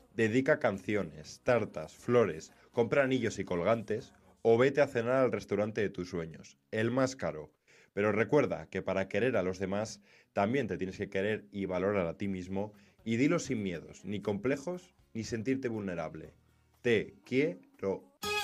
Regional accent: Spain; los españoles no somos

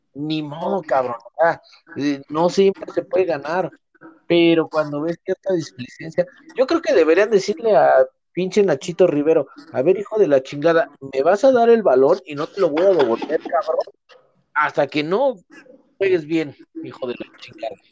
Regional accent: Mexico; como mexicano

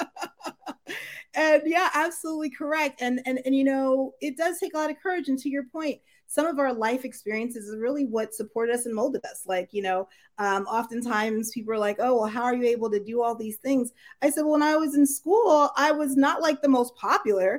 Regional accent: United States; my family's originally from Jamaica. And so when I was born in the United States

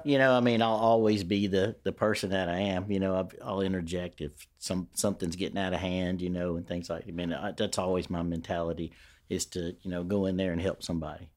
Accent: Shreveport, Louisiana, United States; I grew up in Queensboro. Queensboro was my world

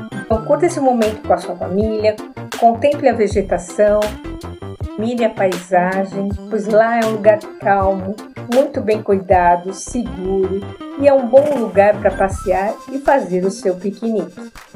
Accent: São Paulo, Brazil; estou aqui na minha cidade, São Paulo.

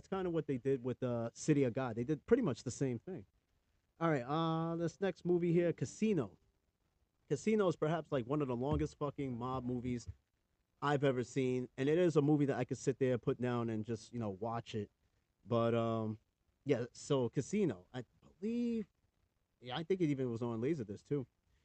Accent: New York, United States; I'm from New York, but people do make fun of me the way I talk, and they think I'm from Boston. I'm not from Boston.

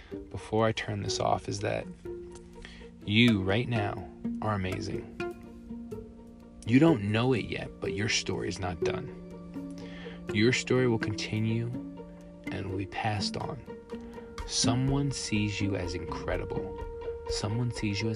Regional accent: Long Island, New York, United States; now in El Paso, United States; I'm originally from Long Island, New York

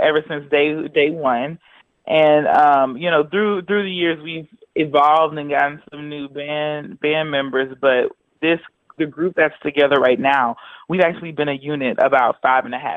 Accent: Houston, Texas, United States; Houston, where I was born and raised in Houston, Texas.

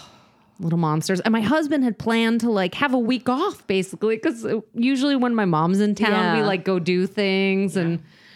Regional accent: New Jersey, United States; I'm from New Jersey.

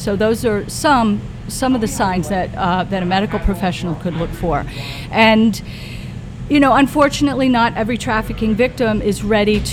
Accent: Webster, New Hampshire, United States; moved away as an adult; now in Southampton, United States; I grew up in a very small town called Webster.

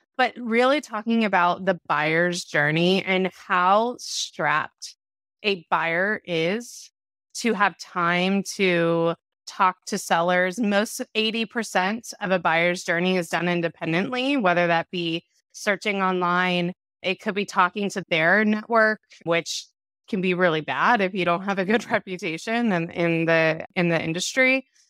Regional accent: Orange County, California, United States; I grew up in Orange County, California

